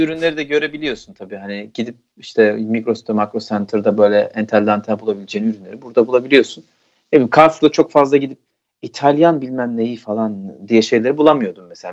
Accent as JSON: {"language": "Turkish", "country": "Turkey", "moved": "yes", "lives_now": "Netherlands", "said": "ben Türk'üm"}